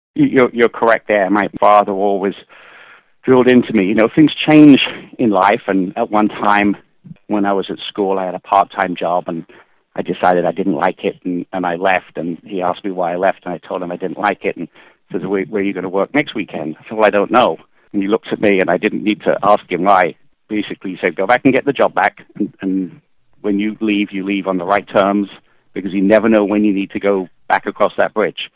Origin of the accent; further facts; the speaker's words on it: Kent, South East England, United Kingdom; now in United States; I grew up in England, uh, in Kent, which is the southeast part of England